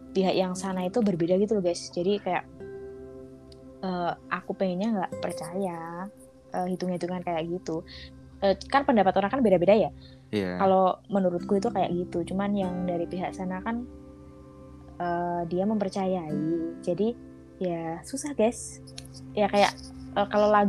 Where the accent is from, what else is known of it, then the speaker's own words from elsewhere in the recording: Java, Indonesia; ini uh, kita kan orang Jawa ya.